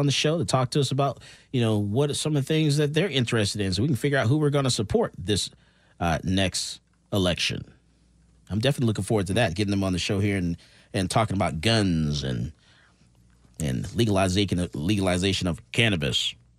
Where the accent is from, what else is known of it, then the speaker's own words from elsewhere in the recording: Missouri, United States; Let's read it to me. I'm from Missouri.